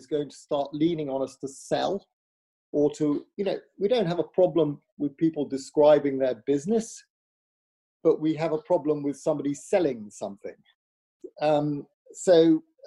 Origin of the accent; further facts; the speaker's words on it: Wolverhampton, West Midlands, United Kingdom; I'm from Wolverhampton